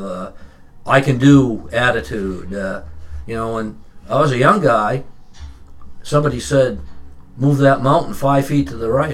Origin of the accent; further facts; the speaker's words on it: Standish, Maine, United States; also born or lived in Raymond, Maine / Westbrook, Maine; I grew up in Standish in the in the wintertime. I grew up in Raymond in in, in the summertime.